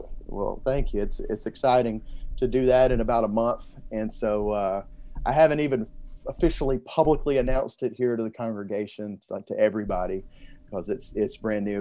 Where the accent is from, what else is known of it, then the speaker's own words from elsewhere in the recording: Montgomery, Alabama, United States; now in Texas, United States; I grew up in Mo-, Montgomery, Alabama